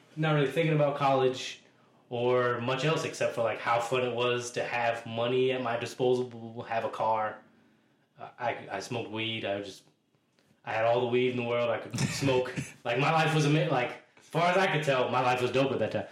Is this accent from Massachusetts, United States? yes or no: yes; Boston, Massachusetts, United States; I'm a native Bostonian, so I'm from Dorchester, neighborhood of Boston